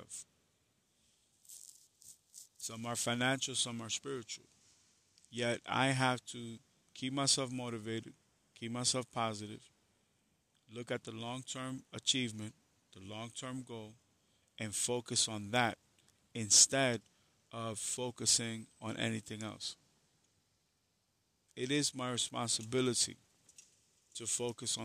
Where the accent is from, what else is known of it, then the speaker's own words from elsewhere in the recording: New York City, New York, United States; I am from the Bronx, but I went to school in Harlem. Even going to Harlem, as bad as it was a blessing for me, because where I came from was a war zone